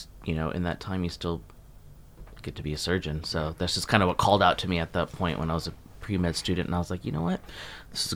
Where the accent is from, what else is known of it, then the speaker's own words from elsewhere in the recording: Texas, United States; moved away as an adult; also born or lived in South Florida; now in Jupiter, United States; I was born and raised in Texas and then moved here for podiatry school